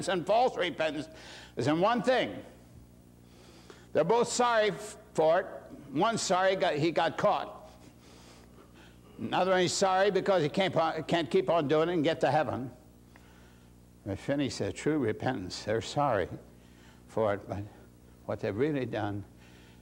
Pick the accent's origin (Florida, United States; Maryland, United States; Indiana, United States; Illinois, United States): Indiana, United States; moved away; my hometown, Indiana